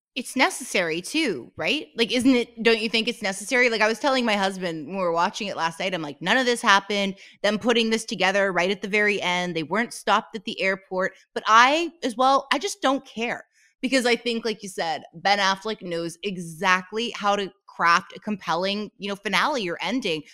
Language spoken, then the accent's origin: English; Canada; I'm Canadian, and I just said it pronouncing the T